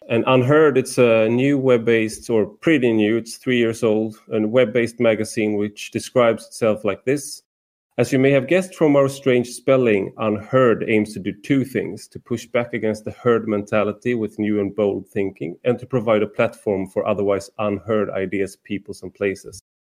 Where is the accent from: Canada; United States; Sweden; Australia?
Sweden; as a Swede